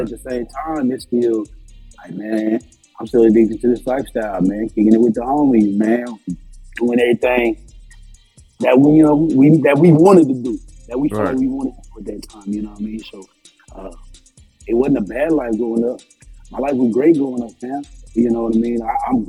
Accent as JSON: {"language": "English", "town": "Tampa", "region": "Florida", "country": "United States", "tie": "born or raised there", "said": "Well, originally I'm from Tampa, Florida. That's my home, born and raised."}